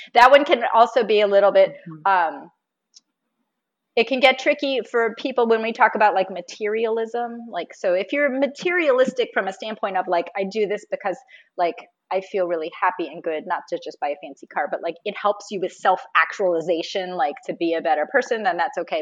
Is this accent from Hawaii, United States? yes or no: no; Florida, United States; I'm from Florida. And right now I live just north of Tampa